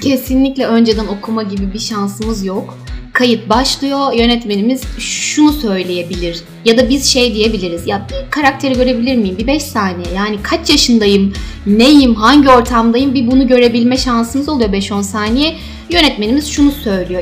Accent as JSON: {"language": "Turkish", "region": "Istanbul", "country": "Turkey", "tie": "born or raised there", "also_born_or_lived": "Kayseri", "said": "Doğma büyüme İstanbul'dayım"}